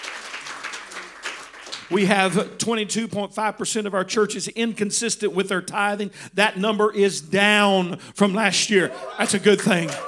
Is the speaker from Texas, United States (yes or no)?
yes; Texas, United States; I was raised in Texas with guns